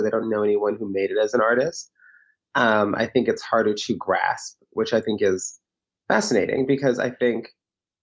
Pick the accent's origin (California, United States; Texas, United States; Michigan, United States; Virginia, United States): Virginia, United States; Woodbridge; also born or lived in Alexandria, Virginia / New York City; now in Los Angeles, United States; I was born in Alexandria, Virginia, but I was raised in Woodbridge, Virginia